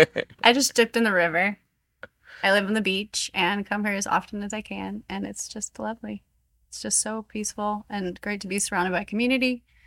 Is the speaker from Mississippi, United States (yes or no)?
no; Kauai, Hawaii, United States; moved away as an adult; also born or lived in Tucson, Arizona / Guanacaste, Costa Rica; now in Costa Rica; From 7 to 17. So my formative years were on the islands